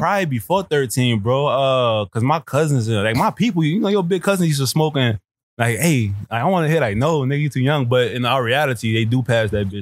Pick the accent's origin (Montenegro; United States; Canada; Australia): United States; New Orleans, Louisiana; moved away as an adult; also born or lived in Texas / Miami; now in California, United States; growing up in New Orleans